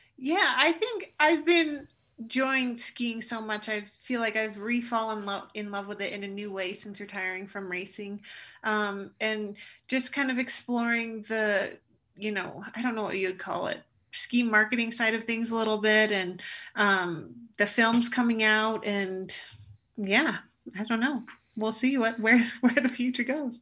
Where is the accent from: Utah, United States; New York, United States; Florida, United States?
Utah, United States; Alta; when I'm a kid growing up at Alta Ski area in Utah